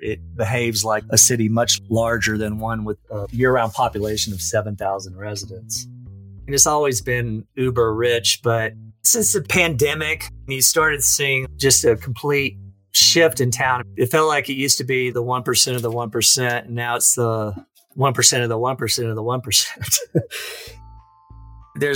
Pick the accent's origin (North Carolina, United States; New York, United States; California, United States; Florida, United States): North Carolina, United States; also born or lived in Louisiana / Dallas; now in Aspen, United States; I grew up in North Carolina and Louisiana, but I moved to Aspen from Dallas, where I was working at the Dallas Business Journal.